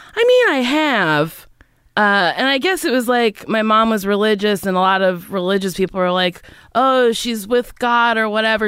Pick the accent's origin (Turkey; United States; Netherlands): United States; Middletown, New Jersey; moved away as an adult; also born or lived in New York; Middletown, New Jersey